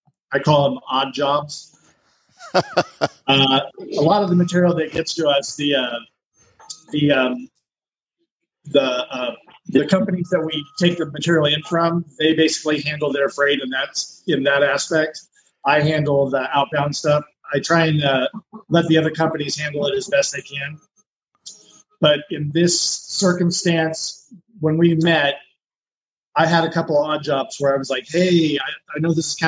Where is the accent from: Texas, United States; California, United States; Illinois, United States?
California, United States; also born or lived in Idaho; I grew up in California